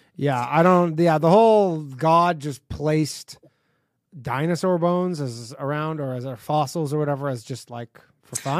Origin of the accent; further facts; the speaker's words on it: Burlington, Ontario, Canada; moved away; I grew up in Burlington